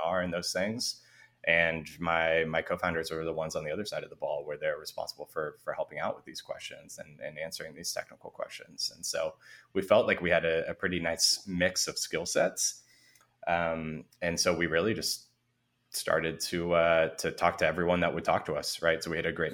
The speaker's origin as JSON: {"language": "English", "town": "San Francisco", "region": "California", "country": "United States", "tie": "born or raised there", "said": "I grew up in San Francisco in the city itself"}